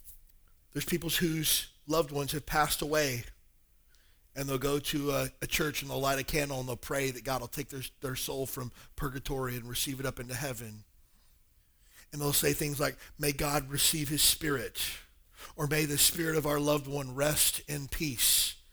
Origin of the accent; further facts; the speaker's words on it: Alabama, United States; I grew up in Alabama, and every other church was a Baptist church